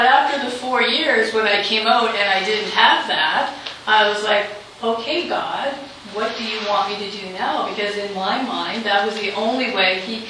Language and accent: English; Halifax, Nova Scotia, Canada; I'm from Halifax, Nova Scotia